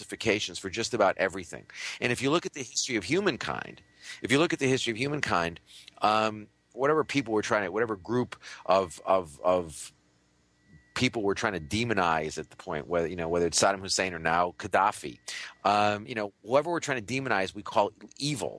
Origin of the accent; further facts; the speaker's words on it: United States; when I was a kid growing up in the United States in the 1950s and 60s